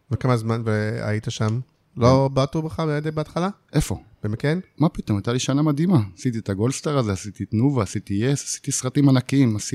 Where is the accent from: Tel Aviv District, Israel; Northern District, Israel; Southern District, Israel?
Southern District, Israel; Ma'agalim; במעגלים, מושב מעגלים, בדרום. עכשיו זה נקרא עוטף עזה